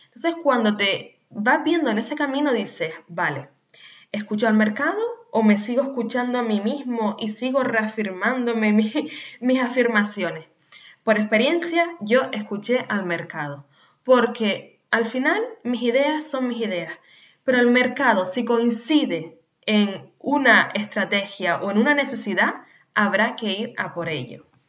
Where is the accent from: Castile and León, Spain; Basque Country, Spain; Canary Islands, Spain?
Canary Islands, Spain; nacida en Canarias